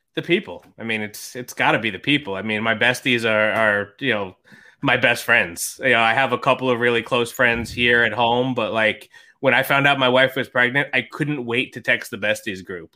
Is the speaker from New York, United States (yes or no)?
yes; New York, United States; I'm a New Yorker